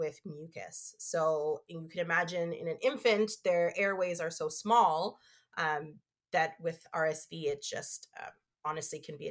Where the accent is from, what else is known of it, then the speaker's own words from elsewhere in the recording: Canada; also born or lived in Toronto / United Kingdom; now in Ottawa, Canada; I came back home to Canada and I started working in marketing